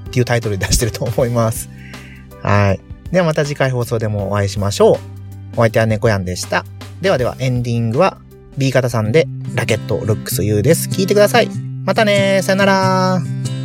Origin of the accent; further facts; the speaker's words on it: Nagasaki, Japan; moved away as an adult; now in Chiba, Japan; 長崎なんですよっていうとね